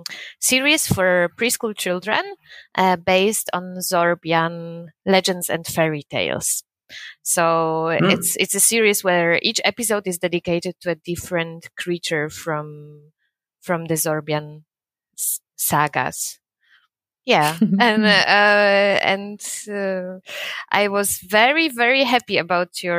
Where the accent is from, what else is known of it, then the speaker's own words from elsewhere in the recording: Wrocław, Lower Silesian Voivodeship, Poland; now in Leipzig, Germany; I come from Poland, from Wrocław